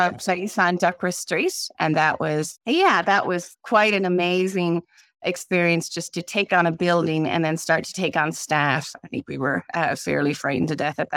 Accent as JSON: {"language": "English", "town": "St. John's", "region": "Newfoundland and Labrador", "country": "Canada", "tie": "born or raised there", "said": "I grew up in the East End, St. John's"}